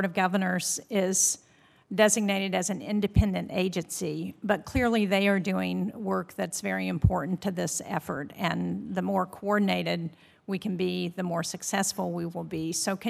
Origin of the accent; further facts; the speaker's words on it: New Hampshire, United States; In my home state of New Hampshire, we are experiencing one of the warmest winters with the least snow we've ever seen.